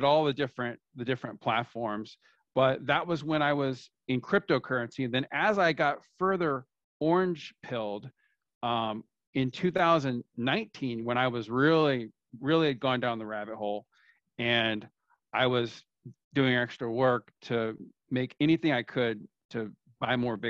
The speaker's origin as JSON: {"language": "English", "region": "California", "country": "United States", "tie": "born or raised there", "moved": "yes", "lives_now": "Florida, United States", "said": "I'm from the United States, from California. That's where I grew up. I live in Florida now"}